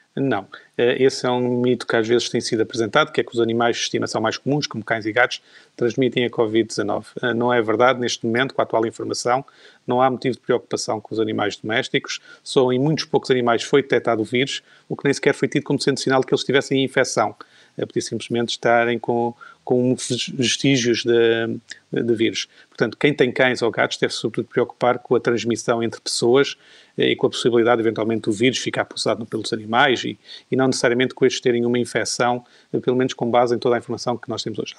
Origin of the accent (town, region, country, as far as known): Portugal